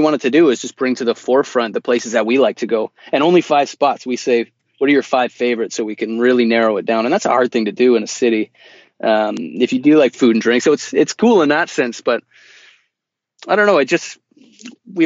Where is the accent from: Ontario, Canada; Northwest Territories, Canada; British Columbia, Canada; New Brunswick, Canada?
British Columbia, Canada; Vancouver; we're from Vancouver.